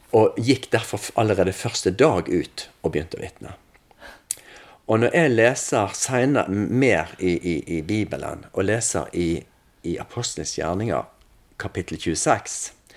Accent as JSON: {"language": "Norwegian", "town": "Salhus", "region": "Vestland", "country": "Norway", "tie": "born or raised there", "said": "Jeg er oppvokst i Salhus."}